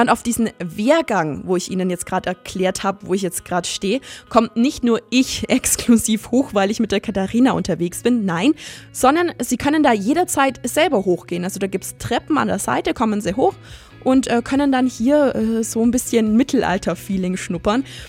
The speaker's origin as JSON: {"language": "German", "region": "Allgäu", "country": "Germany", "said": "bei uns im Allgäu"}